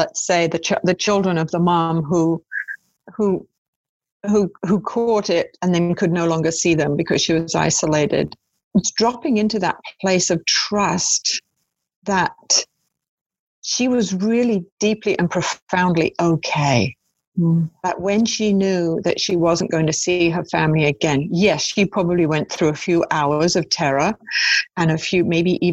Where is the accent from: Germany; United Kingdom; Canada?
United Kingdom; I'm British